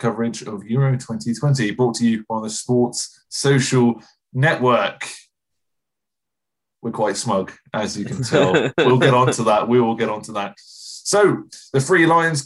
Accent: England, United Kingdom; we're English

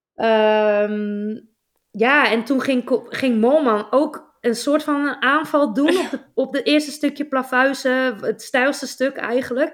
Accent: Netherlands; ons als Nederlanders

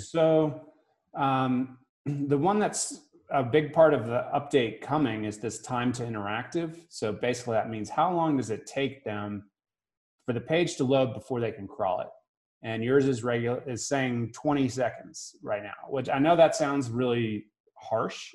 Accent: Boston, Massachusetts, United States; also born or lived in New Hampshire; now in Park City, United States; I grew up in Boston, South Shore of Boston

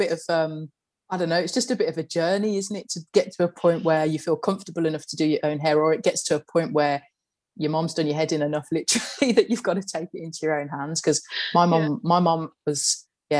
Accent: Birmingham, West Midlands, United Kingdom; growing up in Brum

